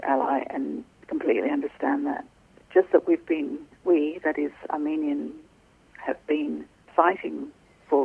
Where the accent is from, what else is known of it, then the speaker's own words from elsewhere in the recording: Australia; growing up in Australia